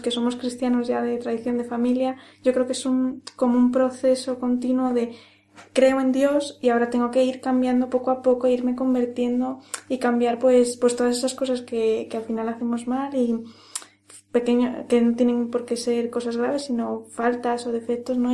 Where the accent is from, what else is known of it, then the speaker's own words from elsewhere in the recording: Ávila, Castile and León, Spain; now in Madrid, Spain; soy de, soy de Ávila. Y, bueno, yo eh, estoy en Madrid